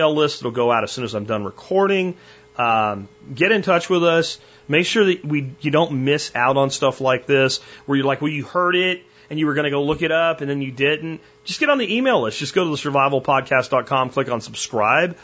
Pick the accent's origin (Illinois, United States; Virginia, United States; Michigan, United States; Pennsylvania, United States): Pennsylvania, United States; where I live now, where I grew up in Pennsylvania